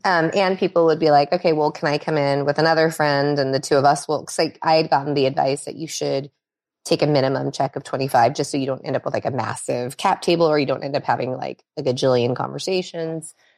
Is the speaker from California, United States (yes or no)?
yes; Los Angeles, California, United States; also born or lived in Minnesota; I was born actually in Minnesota, um, so not on the West Coast, um, but we, we came to California really early in my childhood, and I've been here